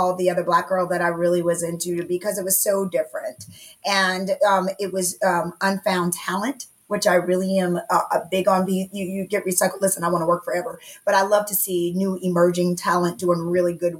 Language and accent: English; the South, United States; I'm from the South